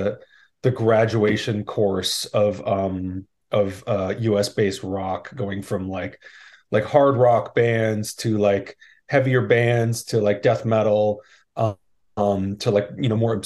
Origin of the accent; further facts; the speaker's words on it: Los Angeles, California, United States; also born or lived in Bay Area, California; now in San Francisco Bay Area, United States; grew up just outside of LA in the San Fernando Valley, and I've been in the Bay Area for about 20-ish years now